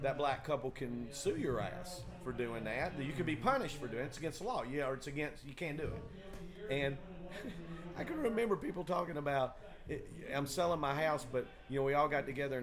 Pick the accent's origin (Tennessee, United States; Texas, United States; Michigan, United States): Tennessee, United States; Chattanooga; also born or lived in Memphis; I grew up in Chattanooga, it was almost all white how I grew up.